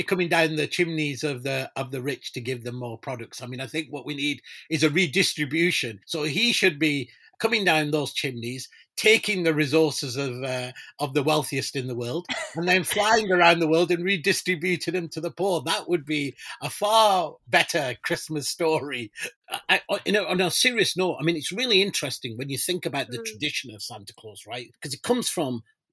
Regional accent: Pakistan; moved away; I'm originally from Pakistan

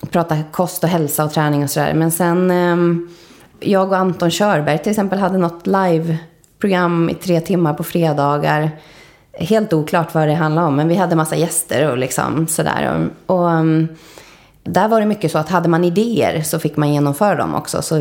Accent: Spain; Jag växte upp i Spanien till stor del. Och höll på med teater. Gjorde ett år i England på en teaterinriktad skola och sådär.

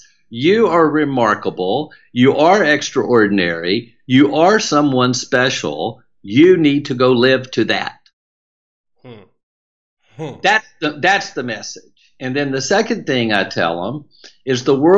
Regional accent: South Louisiana, United States; accent: Southern twang; we do it openly and with a culture that's so amazing in South Louisiana

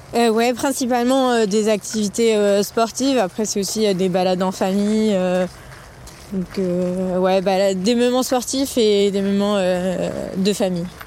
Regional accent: Lyon, Auvergne-Rhône-Alpes, France; je suis née à Lyon

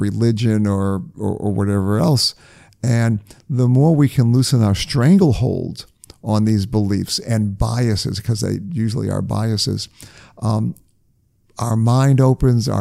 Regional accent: New England, United States; I grew up in New England

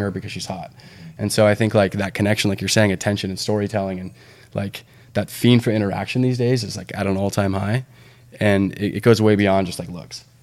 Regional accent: Santa Barbara, California, United States; also born or lived in San Diego; that's my hometown

